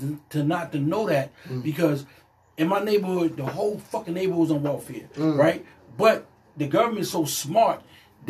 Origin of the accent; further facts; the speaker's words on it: New York City, New York, United States; I'm from Queens